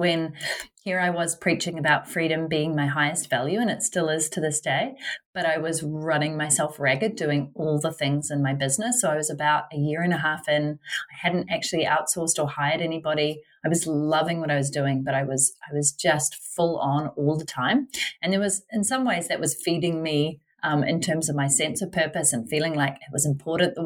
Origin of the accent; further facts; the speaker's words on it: New Zealand; moved away as an adult; I'm originally from New Zealand, currently back in New Zealand